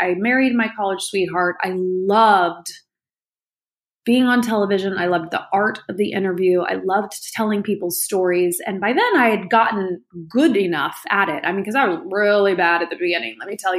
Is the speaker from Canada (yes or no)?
no; Indianapolis, Indiana, United States; I grew up in the Midwest, in Indianapolis, Indiana, for the most part.